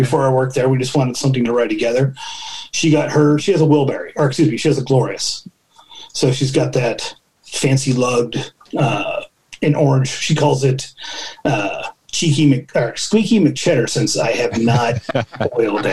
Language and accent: English; Antioch, California, United States; now in Concord, United States; I'm from, you know, this part of the Bay Area. I was born in Concord, grew up in Antioch, and moved back to Concord